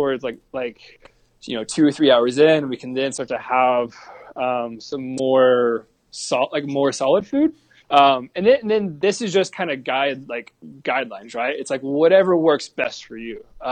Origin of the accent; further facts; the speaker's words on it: the South, United States; I'm from the South